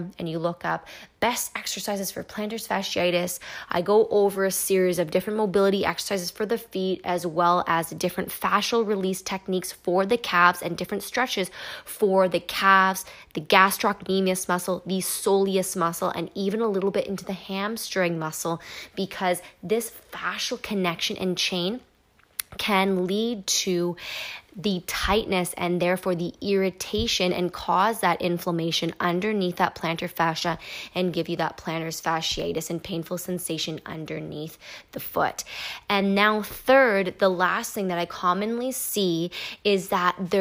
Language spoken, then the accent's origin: English; Canada; I am Canadian.